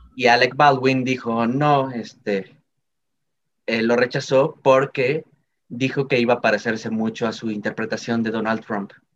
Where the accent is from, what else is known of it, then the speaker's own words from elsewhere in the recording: Mexico; como mexicano